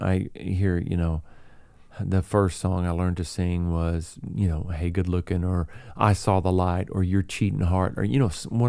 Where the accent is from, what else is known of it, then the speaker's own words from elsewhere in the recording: the South, United States; we're all from the South. We have that same Southern sensibility and that Southern wit and that laid back sort of style.